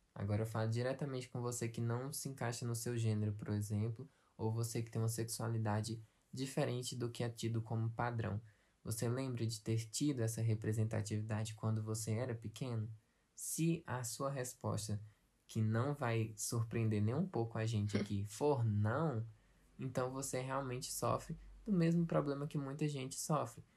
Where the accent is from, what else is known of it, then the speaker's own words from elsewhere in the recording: Brazil; aqui no Brasil